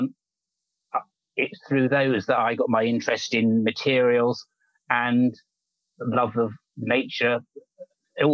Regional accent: London, United Kingdom; I was brought up in the suburbs of London, actually, not far from the Royal

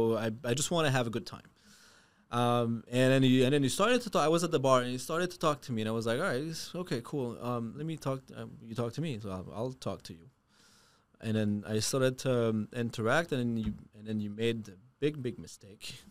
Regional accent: Canada; moved away; I am French Canadian. Um, also an immigrant

